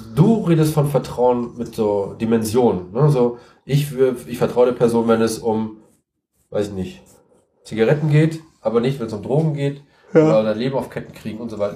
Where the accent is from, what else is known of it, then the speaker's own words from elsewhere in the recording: Siegen, North Rhine-Westphalia, Germany; ich komme aus Siegen, ich wohne in Siegen